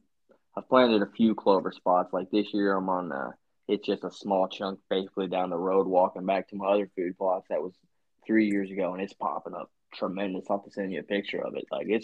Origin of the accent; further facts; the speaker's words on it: Utah, United States; Honestly, probably have to be my home state of Utah, man.